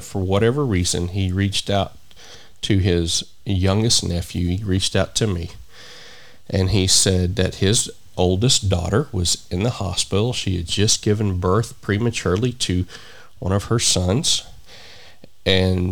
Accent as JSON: {"language": "English", "country": "United States", "said": "here in my home country of the United States of America"}